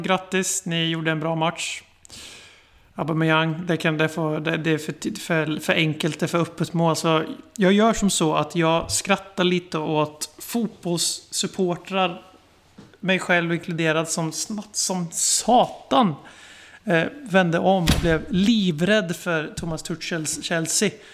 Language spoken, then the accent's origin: Swedish; Sweden; sitter vi som svenskar i Sverige